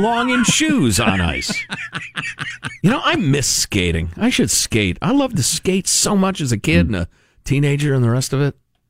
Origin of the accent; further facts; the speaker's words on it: Midwest, United States; Growing up in the Midwest where it snows a lot, in the 70s